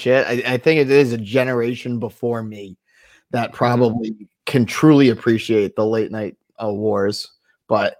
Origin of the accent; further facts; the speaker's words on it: United States; my hometown is known for having the oldest 4th of July parade in the country